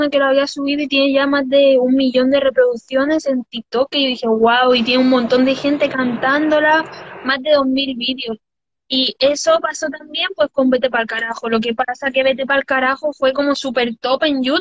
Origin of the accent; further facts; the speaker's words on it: Düsseldorf, North Rhine-Westphalia, Germany; born there; La verdad es que soy mitad cubana y mitad española. Y bueno, y nacida en Düsseldorf, porque no nací ni aquí.